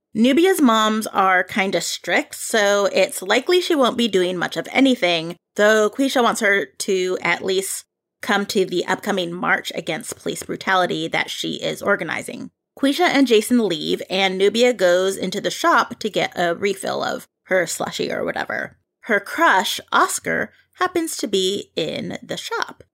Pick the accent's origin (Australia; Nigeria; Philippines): Philippines; as a Filipino myself